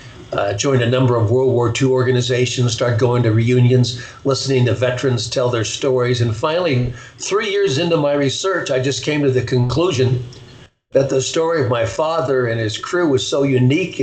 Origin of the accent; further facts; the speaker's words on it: Pasadena, California, United States; also born or lived in Seal Beach, California; I was born in Pasadena, California, raised there in Southern California